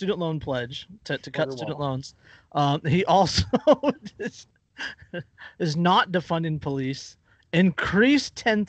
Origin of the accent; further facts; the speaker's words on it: California, United States; Well, yeah, like I'm from California.